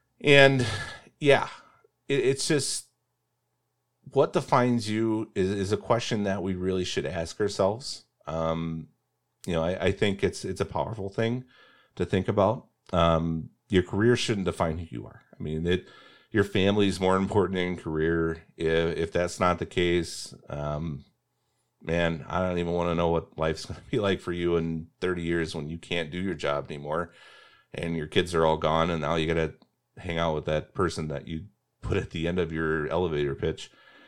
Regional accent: Indiana, United States; I'm from Indiana.

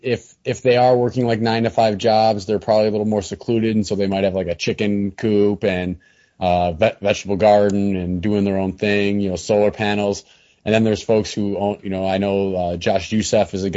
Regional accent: Wisconsin, United States; also born or lived in Keene, New Hampshire; now in Laconia, United States; I grew up in Wisconsin

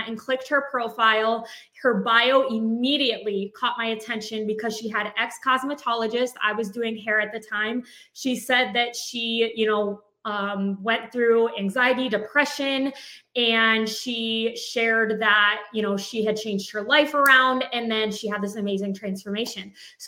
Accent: White Lake, United States; We were born and raised in White Lake, and we kind of, you know, separated, going to college and stuff, and then we both ended up back in our hometown

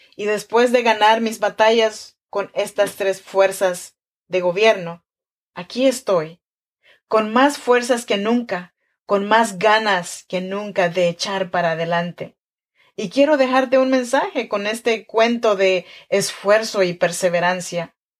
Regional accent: Chinantla region, Oaxaca, Mexico; now in Sacramento, United States; Soy mexicana, oaxaqueña de la región chinanteca

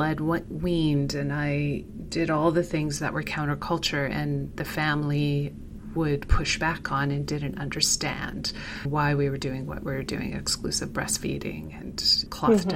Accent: Manitoba, Canada; moved away as an adult; we relocated back to my hometown in Manitoba

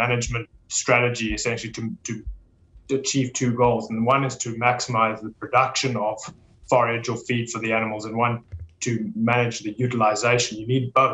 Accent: South Africa; moved away as an adult; now in Kentucky, United States; I'm from South Africa, born and raised in South Africa

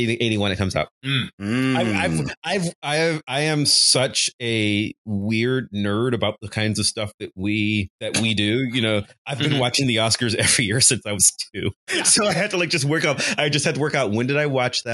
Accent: Cleveland, Ohio, United States; I'm from Cleveland

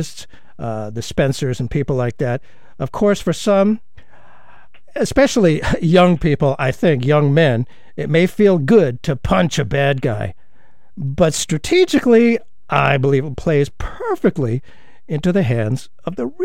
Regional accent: United States; as an American

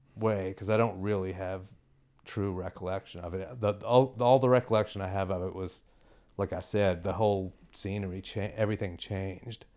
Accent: Rosenberg, Texas, United States; moved away as an adult; also born or lived in Houston, Texas / Boston, Massachusetts / Western Massachusetts; I was born in Rosenberg

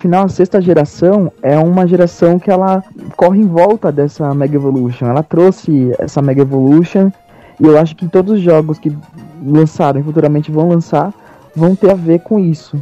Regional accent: Brazil; eu sou brasileiro

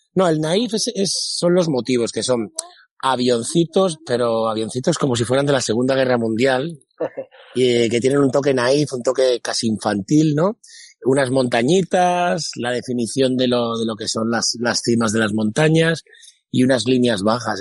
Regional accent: a village near Mérida, Extremadura, Spain; descubrí el cine en versión original, que en mi pueblo no existía. Eh, para ir al cine tenías que ir a Mérida

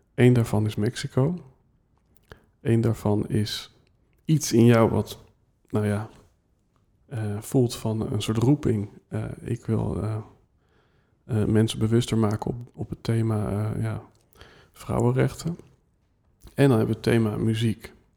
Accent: Netherlands; wij als Nederlanders

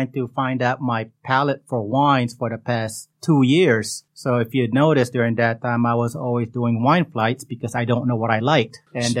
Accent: Guam; also born or lived in Philippines; now in California, United States; I was born in the Philippines and I grew up in Guam.

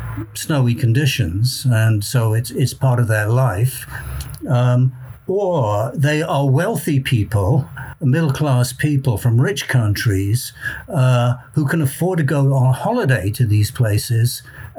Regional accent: South Wales, United Kingdom; I'm from South Wales, and I was born and brought up there

